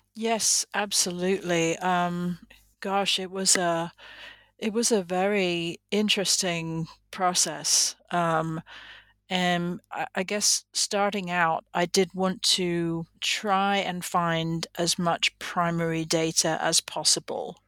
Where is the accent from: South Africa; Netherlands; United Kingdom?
United Kingdom; England; moved away as an adult; now in United States; I am originally from England